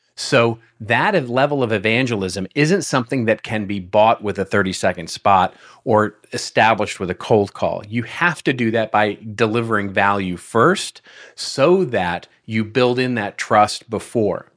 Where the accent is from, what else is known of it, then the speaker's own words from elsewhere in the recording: Texas, United States; moved away; I'm originally from Texas